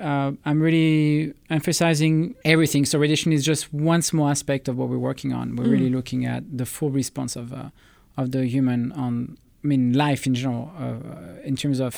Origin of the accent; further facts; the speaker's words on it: Toulouse, Occitania, France; English is a second language; also born or lived in Bourges; I was born in Bourges, which is one of the center city. But I moved, I think, 20 times. By the age of 20, I had moved 20 times in France.